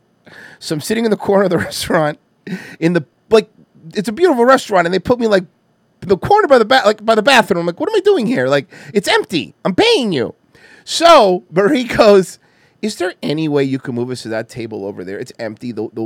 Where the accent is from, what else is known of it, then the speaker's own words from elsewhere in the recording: Cuba; now in United States; They have my thick accent. Like, bro, literally, bro, like I'm fucking American, bro. Like, I don't give a fuck what you say, bro, all right? I'm like really American, bro. Fuck Cuba, bro. I'm not going back to that place.